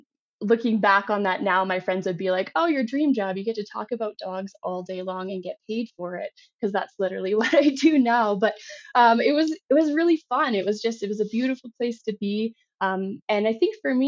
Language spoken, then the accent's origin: English; Yellowknife, Northwest Territories, Canada; moved away as an adult; also born or lived in Canmore; now in California, United States; I grew up in Yellowknife, Northwest Territories